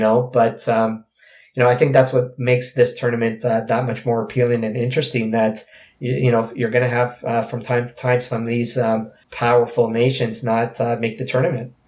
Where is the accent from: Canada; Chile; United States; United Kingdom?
Canada; as Canadian players